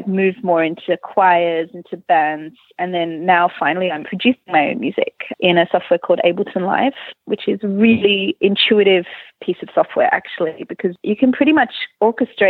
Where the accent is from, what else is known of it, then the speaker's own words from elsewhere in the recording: Melbourne, Victoria, Australia; now in Malmö, Sweden; I'm originally from Melbourne in Australia